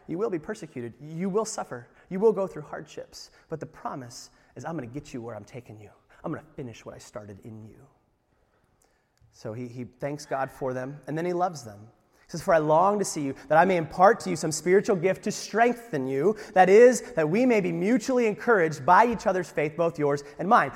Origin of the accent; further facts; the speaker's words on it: United States; I'm an American